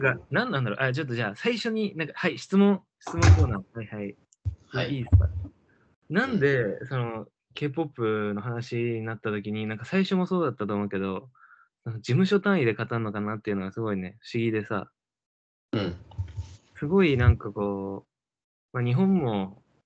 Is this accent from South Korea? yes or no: yes; South Korea; 一韓国人